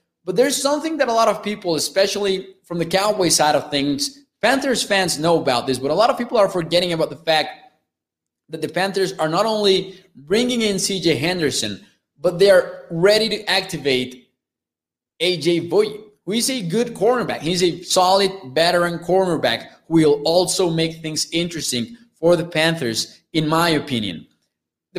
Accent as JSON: {"language": "English", "country": "Mexico", "said": "I am from Mexico"}